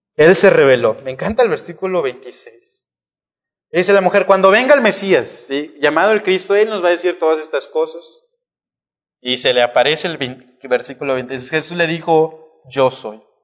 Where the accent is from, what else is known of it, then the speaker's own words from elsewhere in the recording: Monterrey, Nuevo León, Mexico; nuestra condición como humanos, como mexicanos, como regios